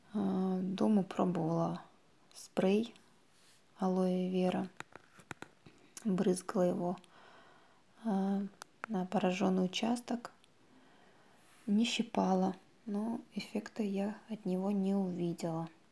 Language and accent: Russian; Naberezhnye Chelny, Tatarstan, Russia; я из Набережных Челнов